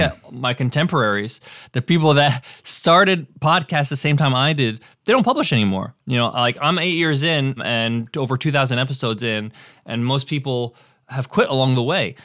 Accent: United States; I was born in the States

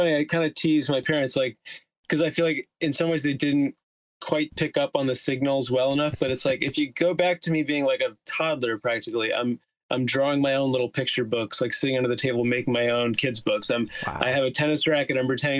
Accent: Teaneck, New Jersey, United States; now in Queens, New York, United States; I live in Queens, New York, and I'm from New Jersey.

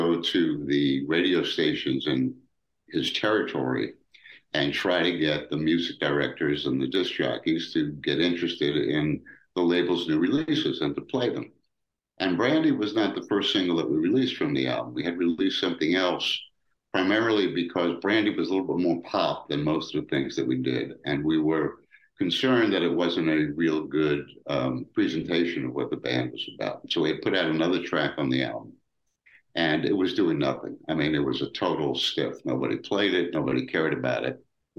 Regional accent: New York City, New York, United States; moved away as an adult; now in Los Angeles, United States; I was only 22 at the time. I grew up in Brooklyn, New York. And Brooklyn, New York is not America.

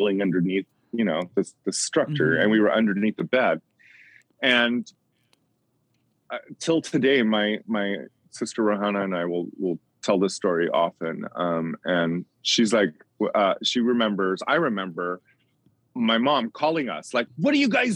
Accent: Bali, Indonesia; moved away; when I was living in Bali, which is where I grew up in Indonesia

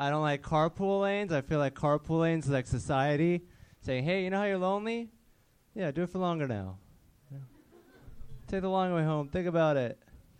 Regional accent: Seattle, Washington, United States

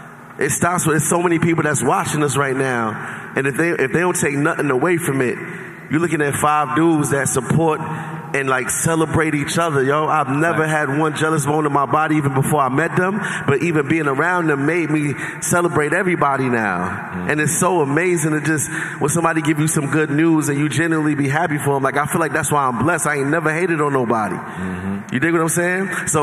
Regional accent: New York, United States; I'm from New York

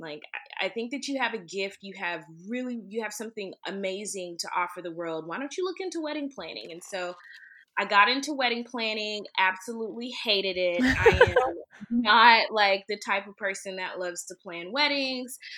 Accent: Greenville, Texas, United States; now in Dallas, United States; I'm originally from Greenville, Texas

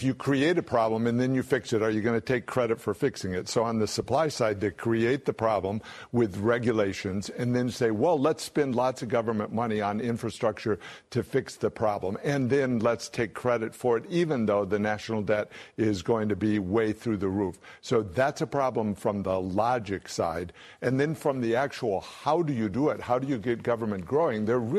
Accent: Michigan, United States; It's what, I'm from Michigan, so this is what you see going on.

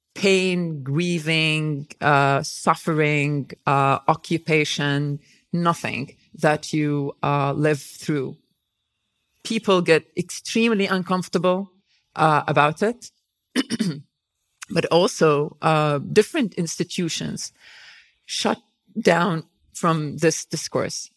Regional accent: Nazareth, Northern District, Israel; English is a second language; moved away as an adult; also born or lived in Tel Aviv, Israel / Canada; I grew up in in Nazareth

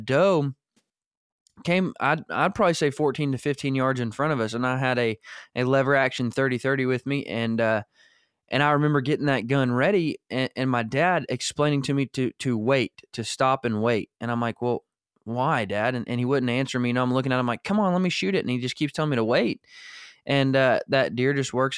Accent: Northwest Arkansas, United States; We were in the Ozark Mountains of Arkansas, not far from where you're at now, was where I was born and raised in Northwest Arkansas

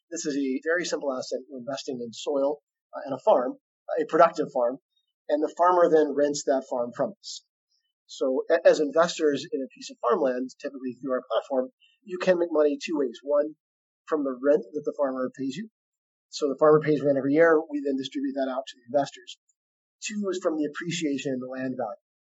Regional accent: Arkansas, United States; also born or lived in San Francisco; I grew up here in Arkansas in a farming family. So I've grown up around farmland.

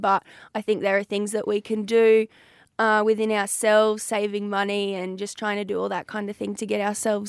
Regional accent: Proston, Queensland, Australia; I'm from Proston in the South Burnett.

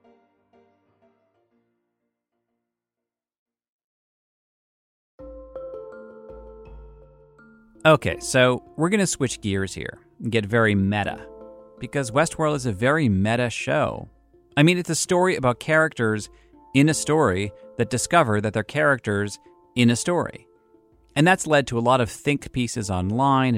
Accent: Boston, Massachusetts, United States; I'm from Boston

